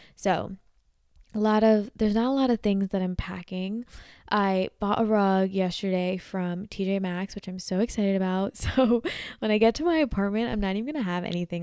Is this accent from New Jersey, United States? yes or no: yes; New Jersey, United States; I'm from Jersey